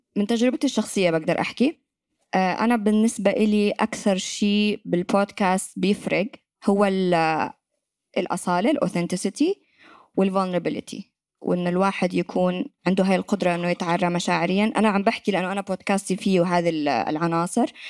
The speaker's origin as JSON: {"language": "Arabic", "country": "Yemen", "accent": "Yemeni", "moved": "as an adult", "said": "يمنية وأتكلم لهجة يمنية"}